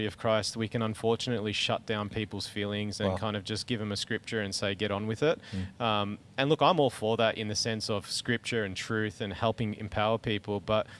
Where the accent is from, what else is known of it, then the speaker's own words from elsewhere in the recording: Bougainville, Papua New Guinea; It was in Melbourne, so, you know, and I grew up in Bougainville.